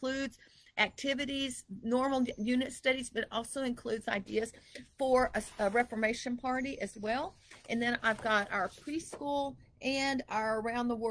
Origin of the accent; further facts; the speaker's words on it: Texas, United States; moved away; also born or lived in Idaho; here I was from Texas